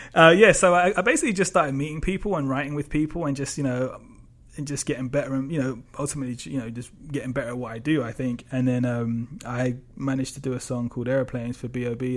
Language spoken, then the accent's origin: English; London, United Kingdom; I grew up in obviously in London